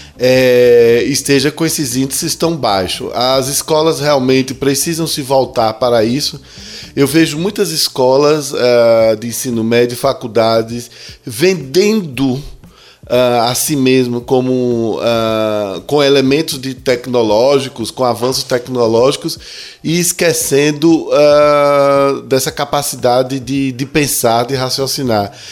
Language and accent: Portuguese; Brazil; eu sou brasileiro